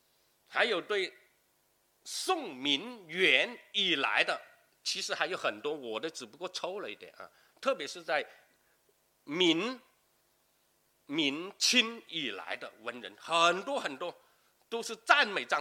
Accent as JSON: {"language": "Chinese", "region": "Lingnan", "country": "China", "said": "当然他就不是我们岭南人了，对吧？"}